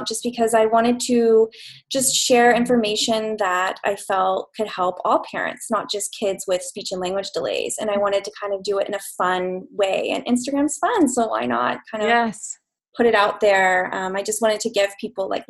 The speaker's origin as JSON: {"language": "English", "region": "Idaho", "country": "United States", "also_born_or_lived": "Los Angeles, California", "moved": "yes", "lives_now": "Vancouver, Canada", "said": "I'm originally from the States, Idaho, actually."}